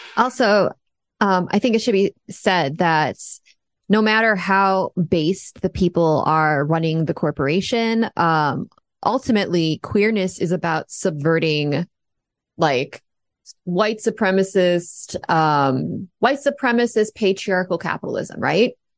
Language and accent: English; United States; I'm an American